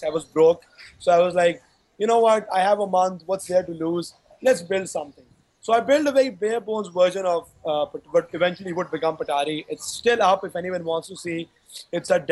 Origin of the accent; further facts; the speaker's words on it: Karachi, Sindh, Pakistan; I grew up in Karachi in 2005, in my A-level from there